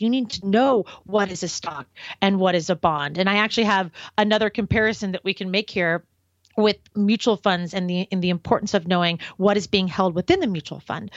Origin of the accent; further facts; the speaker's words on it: Portland, Oregon, United States; moved away as an adult; also born or lived in Los Angeles, California / San Francisco, California; I grew up in Portland, Oregon